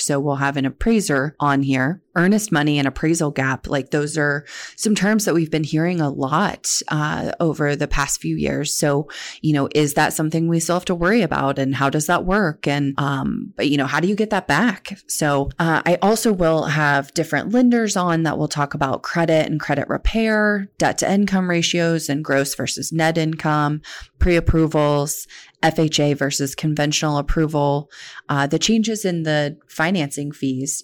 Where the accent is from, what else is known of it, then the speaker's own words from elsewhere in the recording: Oklahoma, United States; moved away as an adult; now in Central Ohio, United States; I was born and raised in Oklahoma